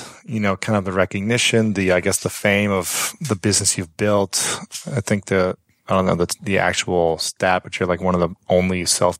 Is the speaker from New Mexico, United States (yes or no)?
no; Columbus, Ohio, United States; But I'm from Columbus, where Victoria's Secret and Limited is at.